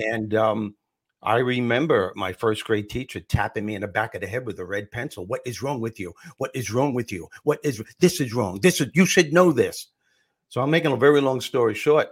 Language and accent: English; Long Island, New York, United States; also born or lived in Brooklyn, New York; I was born in Brooklyn, and when I was six years old, we moved to out east Long Island